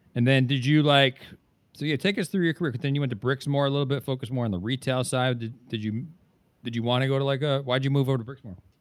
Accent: New Jersey, United States; moved away; we're both from New Jersey originally

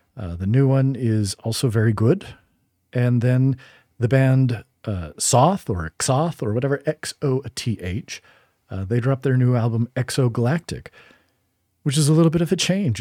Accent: Utah, United States; moved away; also born or lived in Boston, Massachusetts; I'm from Utah, but I feel like Boston is my hometown, like big city, way more than I identify with Salt Lake after living out in New England

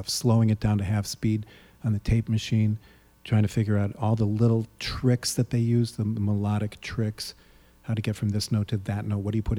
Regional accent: United States; as an American Jew

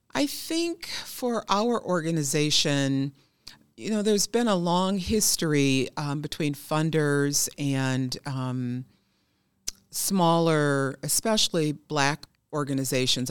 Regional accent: Milwaukee, Wisconsin, United States; I am born and raised in Milwaukee

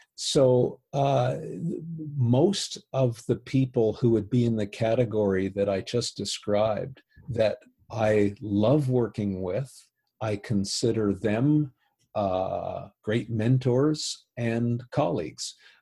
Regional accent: Canada; because I'm a Canadian, I didn't have any bias on this.

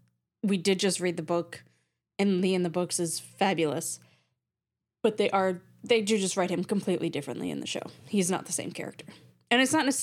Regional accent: Canada; I'm not American. Hello. I'm from Canada.

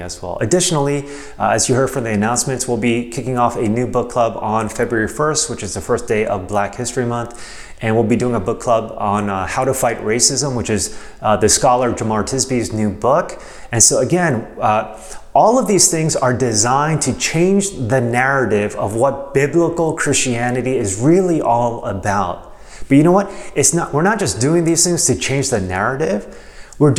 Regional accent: United States; I love being American

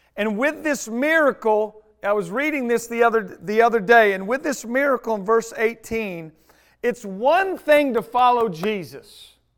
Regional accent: United States; I'm an American

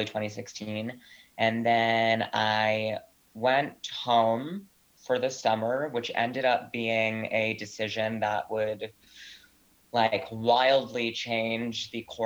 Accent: Providence, Rhode Island, United States; moved away as an adult; also born or lived in Ridgewood, Queens, New York; now in New York, United States; I'm from Providence, Rhode Island. It's where I was born and raised.

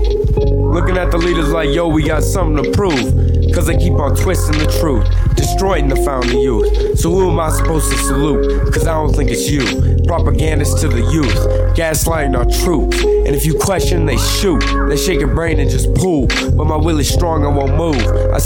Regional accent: Denver, Colorado, United States; I'm from Denver, Colorado. I've been here for 16 years.

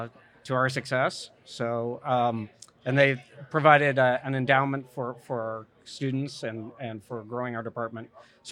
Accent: Portland, Oregon, United States; moved away as an adult; also born or lived in Texas; I spent the first 18 years of my life there.

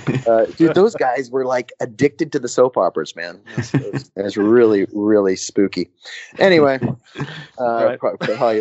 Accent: West Midlands, United Kingdom; But yeah, no, I guess I'm from Worcestershire. I want to say Worcestershire. Worcestershire, is that how you say it?

